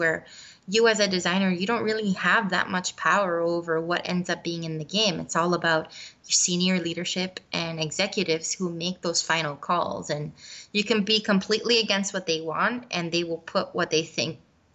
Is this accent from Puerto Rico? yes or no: yes; Puerto Rico; I'm from Puerto Rico. I was born and raised there.